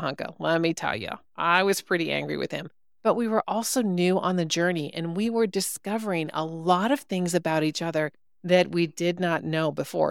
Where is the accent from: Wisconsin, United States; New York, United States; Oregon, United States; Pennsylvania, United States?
Wisconsin, United States; I'm a cheesehead by birth, as they say. I grew up in Wisconsin, not Milwaukee